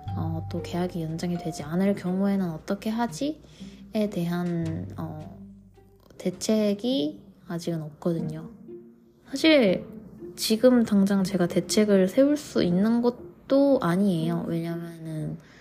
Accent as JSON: {"language": "Korean", "country": "South Korea", "moved": "yes", "lives_now": "Vancouver, Canada"}